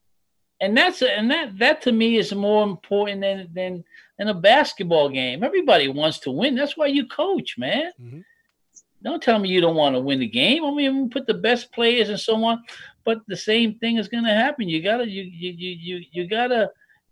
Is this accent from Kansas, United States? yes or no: no; New York City, New York, United States; I'm from Manhattan